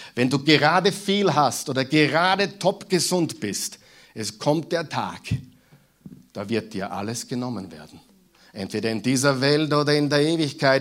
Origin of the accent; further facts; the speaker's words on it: Mühlviertel, Upper Austria, Austria; moved away; die aus Oberösterreich kommen wie ich, merken den Unterschied zwischen Müllviertel, wo ich herkomme, und hier